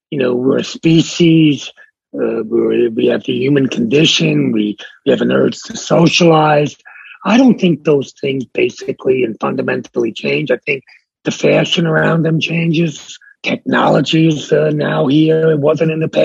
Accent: New York City, New York, United States; also born or lived in Bronx, New York / Miami, Florida; I was raised in Brooklyn

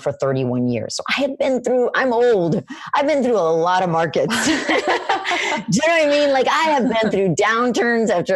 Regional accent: Florida, United States; moved away; also born or lived in Boston; I'm in Boston right now. So I'm from Florida.

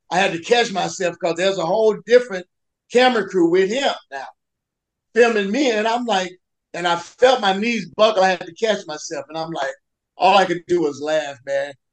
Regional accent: the South, United States; I'm from the South

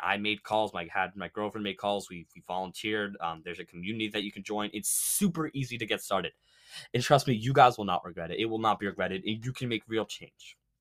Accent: Massachusetts, United States; my home state, like Massachusetts

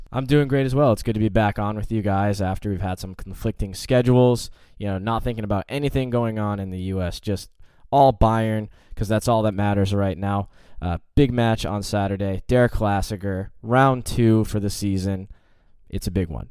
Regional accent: United States; as an American

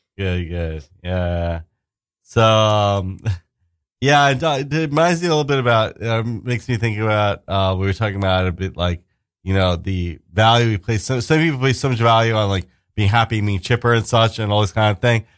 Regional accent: New York City, New York, United States; moved away; also born or lived in New Jersey / Queens / Brooklyn; I grew up in Staten Island actually myself.

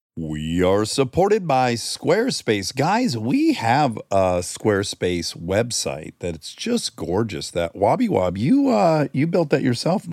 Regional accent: Detroit, Michigan, United States; accent: Michigan; I'm from Detroit.

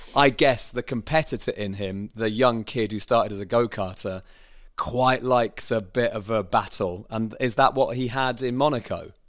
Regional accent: Bishop's Stortford, East of England, United Kingdom; where did you grow up?" I said, "Well, Bishop Stortford

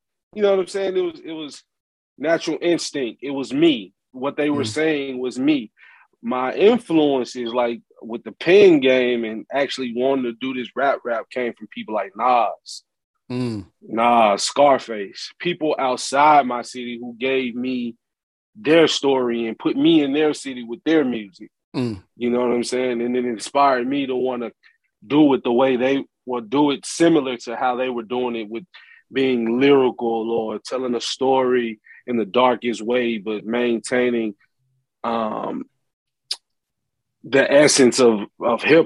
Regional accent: Memphis, Tennessee, United States; accent: Memphis; also born or lived in Los Angeles; I'm from Memphis.

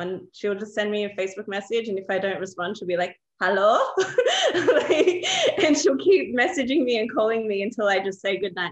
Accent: Australia; I grew up in Australia. My parents immigrated from Palestine and Jordan.

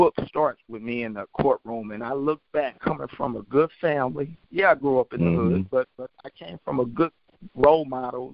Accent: St. Louis, Missouri, United States; I grew up in North St. Louis, which is considered one of the most highest crimes

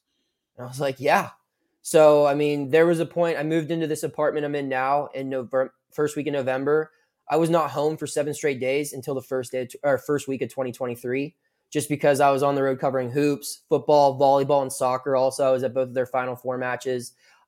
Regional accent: Washington County, Western Pennsylvania, United States; also born or lived in Mount Union, Ohio; I'm from Western Pennsylvania. I grew up in Washington County, went to Burgettstown High School, went to college at the University of Mountain Union, Division III powerhouse.

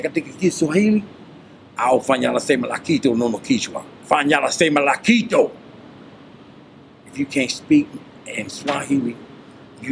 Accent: United States; I live in America. I was born here

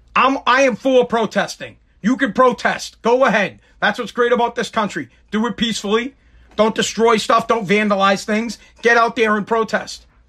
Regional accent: Massachusetts, United States; also born or lived in Revere, Massachusetts; I'm from Massachusetts

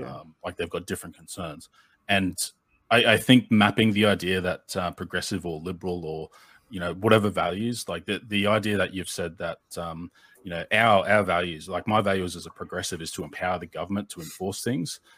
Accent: Australia; being the Australian in the room

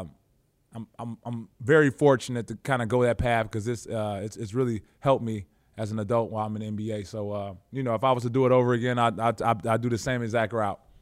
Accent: Chicago, Illinois, United States; moved away as an adult; also born or lived in Russia / Houston / Los Angeles; I am a kid from Chicago

